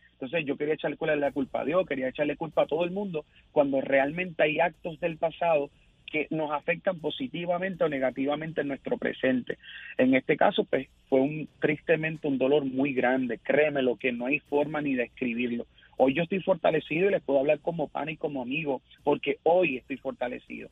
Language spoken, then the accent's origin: Spanish; Isabela, Puerto Rico; soy sí, de Isabela, Puerto Rico